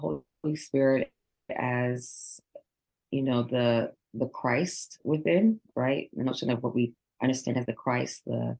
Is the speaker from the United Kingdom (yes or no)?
no; Nigeria; I'm Nigerian, so I always think of my African-American as my brothers and sisters.